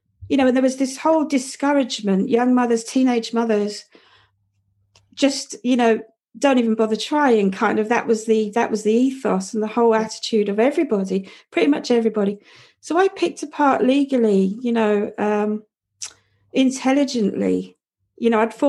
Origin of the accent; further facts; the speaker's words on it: London, United Kingdom; growing up in Southeast London in the 70s and 80s, it was a hideously rough place